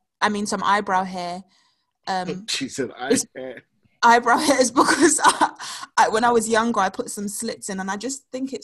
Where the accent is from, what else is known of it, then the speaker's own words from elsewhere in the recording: London, United Kingdom; I'm from South London.